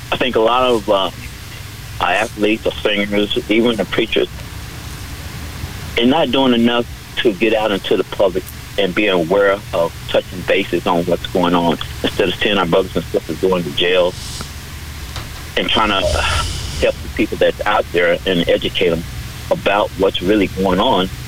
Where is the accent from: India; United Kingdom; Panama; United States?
United States; the South; I live sure in the South area. I was raised in the South area.